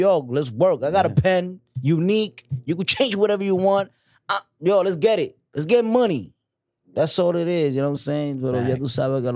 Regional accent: New York, United States; also born or lived in Dominican Republic; I'm a weird Dominican. Like, at 1993, come to this country, you know what I'm saying? And just, like, come into a spot, Harlem

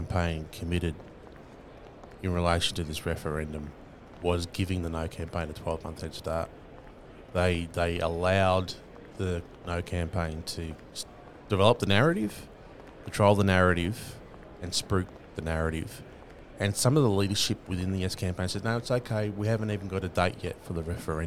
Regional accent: Australia; First Nations people that are born into this country are political from birth

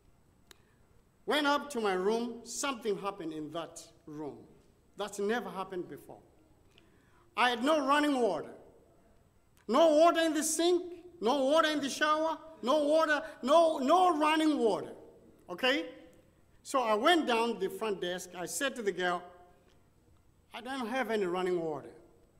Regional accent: Dallas, Texas, United States; I said, United States, Dallas, Texas

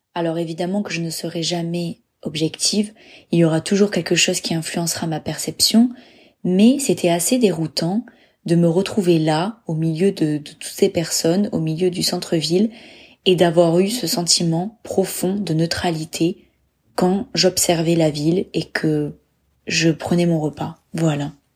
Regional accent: Bordeaux, Nouvelle-Aquitaine, France; moved away as an adult; also born or lived in Dublin; je suis née en France, à Bordeaux. J'ai grandi à Bordeaux, j'ai fait mes études à Bordeaux.

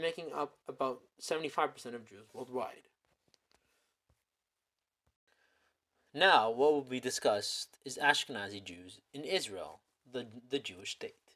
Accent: Toronto, Ontario, Canada; I was born in Toronto, Ontario, Canada

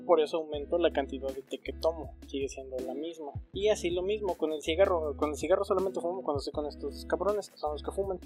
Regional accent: Mexico; como mexicanos

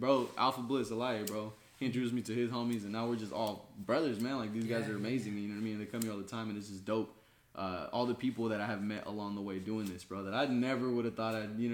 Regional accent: Mexico; now in West Sacramento, United States; I was born in Mexico myself

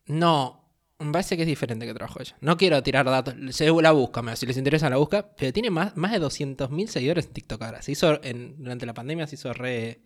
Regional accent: Argentina; acá en Argentina somos fanatísimos de los Simpsons

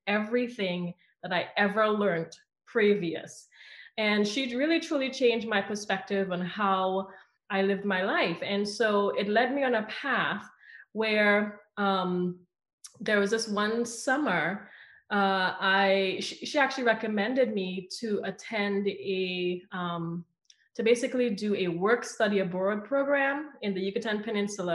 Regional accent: Southern Trinidad, Trinidad & Tobago; moved away as an adult; now in United States; I grew up on the boundaries of the rainforest in Southern Trinidad, and I left when I was 19 years old.

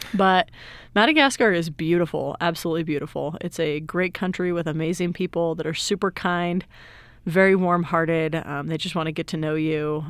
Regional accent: Salt Lake City, Utah, United States; now in San Antonio, United States; I'm originally from Salt Lake City, Utah, but I currently live in San Antonio, Texas

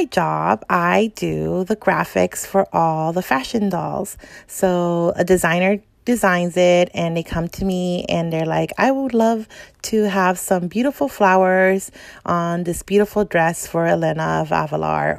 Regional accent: Los Angeles, California, United States; also born or lived in El Salvador; now in San Fernando Valley, United States; I practically lived my whole life

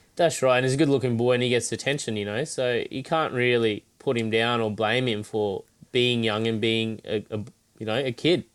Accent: Cairns, Queensland, Australia; also born or lived in Brisbane; Cairns, my hometown

